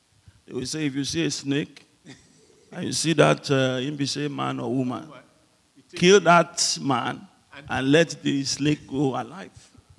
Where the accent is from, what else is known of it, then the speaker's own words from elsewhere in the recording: Ijebu, Ogun State, Nigeria; moved away; I'm from Ijebu